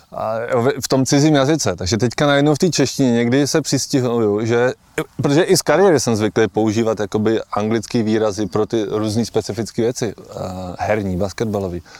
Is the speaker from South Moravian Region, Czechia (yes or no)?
no; Holice, Pardubice Region, Czechia; moved away; Já jsem se narodil v Holicích, eh, moji rodiče tam žijou celý život do dneška a jsou takový holický patrioti